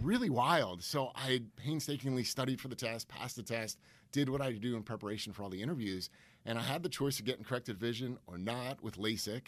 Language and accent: English; Stamford, Connecticut, United States; born and raised in Stamford, Connecticut